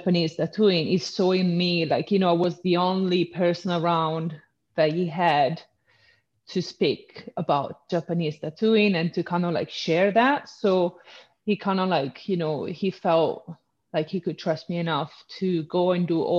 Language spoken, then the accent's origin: English; Padua, Veneto, Italy; English is a second language; moved away as an adult; now in London, United Kingdom; I'm from a town, well, it's a small city called Padova, which is in the north east